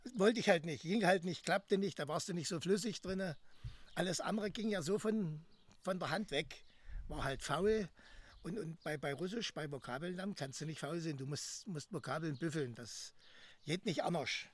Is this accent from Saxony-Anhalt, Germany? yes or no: yes; Greppin, Saxony-Anhalt, Germany; now in Halle, Germany; Also ich bin geboren in Krebin. Das ist zwischen Bitterfeld und Wolfen